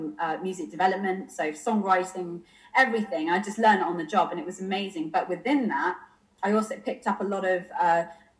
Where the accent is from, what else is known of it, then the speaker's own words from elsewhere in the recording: Bournemouth, South West England, United Kingdom; moved away as an adult; also born or lived in London; now in Bournemouth, United Kingdom; I was originally from Dorset. I was from Bournemouth.